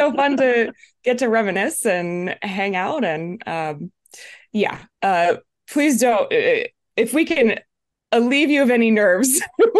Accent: Seattle, Washington, United States; now in Los Angeles, United States; I live in Los Angeles. I'm from Seattle, Washington.

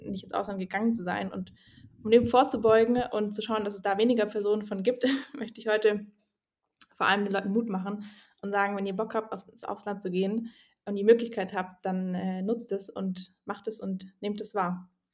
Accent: Swabia, Germany; ich bin ja auch aus dem Schwabenland

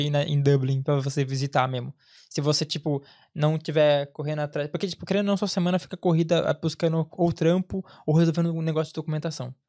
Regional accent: interior of São Paulo, Brazil; moved away as an adult; also born or lived in Angola; now in Ireland; eu venho do interior de São Paulo

